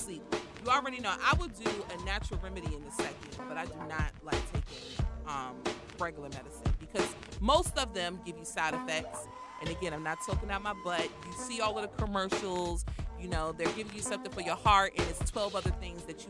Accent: United States; I'm from Southeast

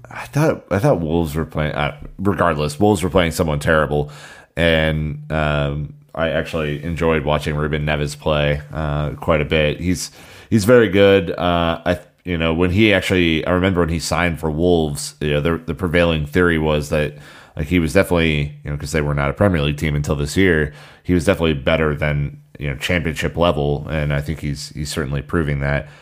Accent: United States; as an American

